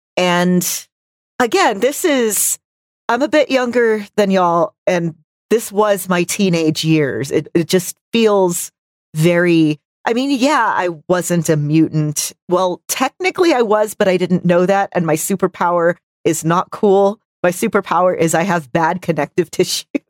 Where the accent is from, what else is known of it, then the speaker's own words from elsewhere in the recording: Texas, United States; I'm from Texas where football is life